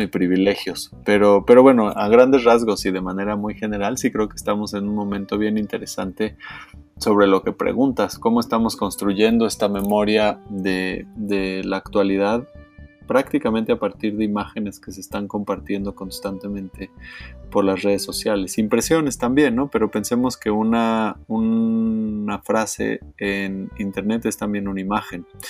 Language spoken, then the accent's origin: Spanish; Mexico; Como mexicano